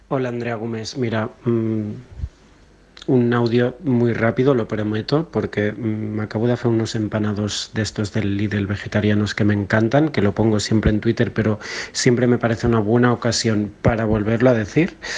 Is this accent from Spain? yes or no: yes; Catalonia, Spain; soy de Cataluña, no hablo charnego, no hablo andaluz ni ningún acento de los que vamos a tratar hoy.